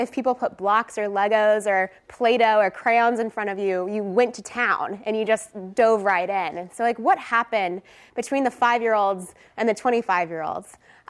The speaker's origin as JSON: {"language": "English", "region": "Texas", "country": "United States", "said": "I am originally from Texas. I went to UT, so I didn't think that the first time I would be in front of a classroom would be outside of my home state"}